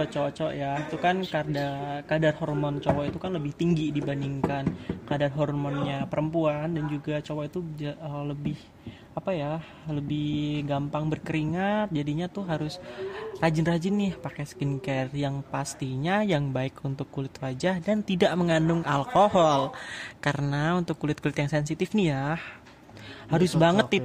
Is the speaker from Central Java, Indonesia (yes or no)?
yes; Klaten, Central Java, Indonesia; dan aku nih bestinya Tirta Besti nggak tuh? Hmm, aku asal dari Klaten Jawa Tengah.